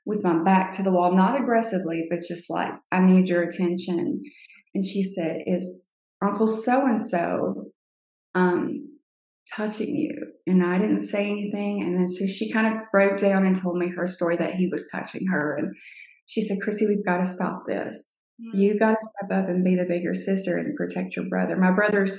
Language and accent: English; Cape May, New Jersey, United States; was born in 1983 in Cape May, New Jersey